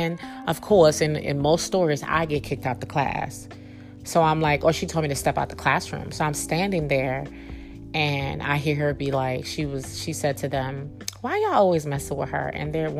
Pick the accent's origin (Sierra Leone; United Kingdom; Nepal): Sierra Leone; Freetown, Western Area; moved away; also born or lived in Virginia; Okay, so again, like I shared before, I'm West African. I came from Sierra Leone, Freetown. And I transitioned to Virginia.